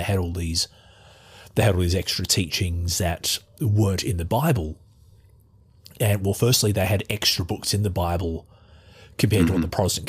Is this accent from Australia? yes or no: yes; Australia; accent: Australian; as you can tell from my accent, I'm Australian.